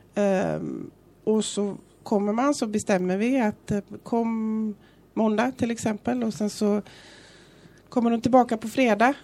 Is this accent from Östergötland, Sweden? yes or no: no; Gothenburg, Västra Götaland, Sweden; moved away as an adult; now in Fuengirola, Spain; jag är ju från Göteborg